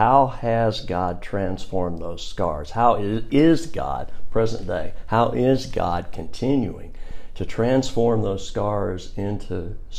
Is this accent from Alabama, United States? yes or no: yes; Birmingham, Alabama, United States; When I'm here, like I say, I'm from Birmingham, native born in 1959.